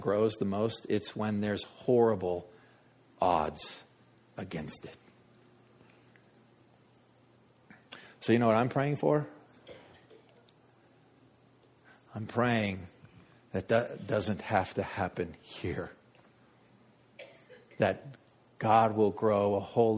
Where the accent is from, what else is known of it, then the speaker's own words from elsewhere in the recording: United States; I'm American